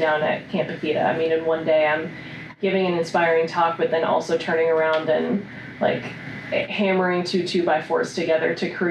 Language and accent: English; Upper Arlington, Ohio, United States; I grew up in Columbus. I grew up in Upper Arlington, graduated from Upper Arlington High School